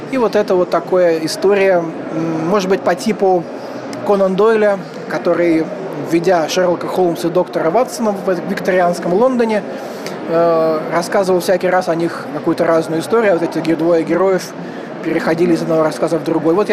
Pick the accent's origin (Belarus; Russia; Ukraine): Russia; Saint Petersburg; хотя я как питерский человек, конечно же, должен э, так несколько демонстрировать интеллигентское недовольство э, бывшей столицы.